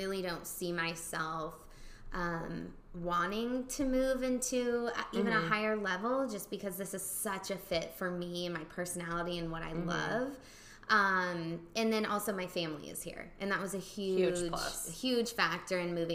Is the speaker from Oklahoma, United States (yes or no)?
yes; Oklahoma, United States; moved away as an adult; also born or lived in Illinois / San Antonio, Texas / Houston, Texas; now in Dallas, United States; originally from Oklahoma, but moved around for 10 years